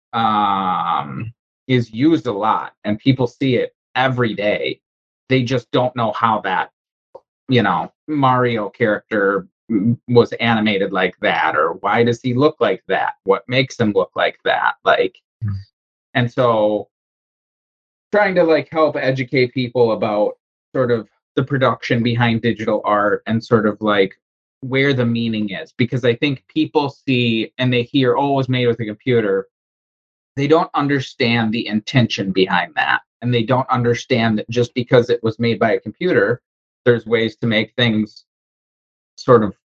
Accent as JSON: {"language": "English", "region": "Wisconsin", "country": "United States", "moved": "yes", "lives_now": "Charleston, United States", "said": "I'm from Wisconsin, currently living in Charleston."}